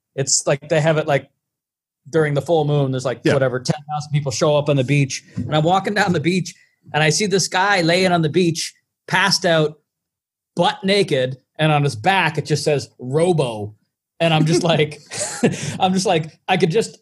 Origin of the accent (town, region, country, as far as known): Charlottetown, Prince Edward Island, Canada; born or raised there